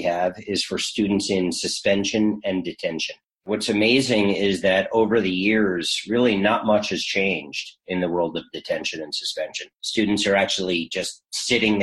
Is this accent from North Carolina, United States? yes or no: no; New York, United States; now in Frenchtown, New Jersey, United States; I'm a New Yorker through and through